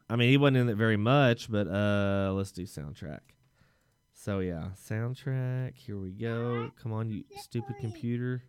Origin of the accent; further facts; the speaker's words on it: Texas, United States; as a Texan